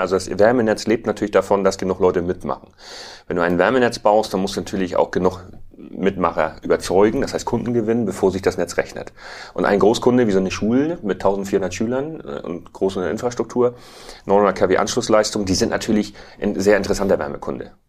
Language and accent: German; Tüttendorf, Schleswig-Holstein, Germany; Ich bin ähm, landwirtschaftlicher Unternehmer hier in Düttendorf, habe 2006 in sechster Generation den Betrieb meines Vaters übernommen